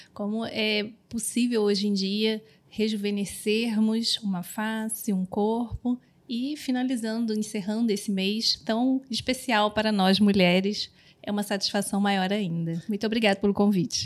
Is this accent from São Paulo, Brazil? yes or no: no; Rio de Janeiro, Brazil; sou carioca